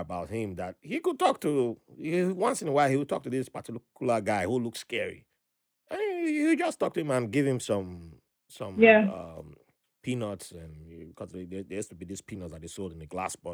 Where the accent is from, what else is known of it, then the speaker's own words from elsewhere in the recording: Nigeria; also born or lived in Ibadan, Nigeria / Port Harcourt, Nigeria; now in United States; back home, you know, in Nigeria